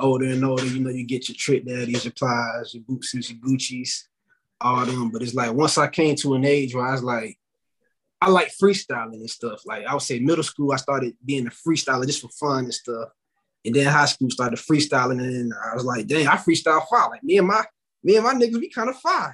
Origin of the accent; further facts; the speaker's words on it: Tallahassee, Florida, United States; I'm from Tallahassee